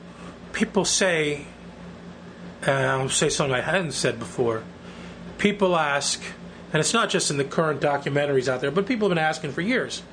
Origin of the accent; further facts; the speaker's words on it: New York, United States; I was born in Mount Sinai Hospital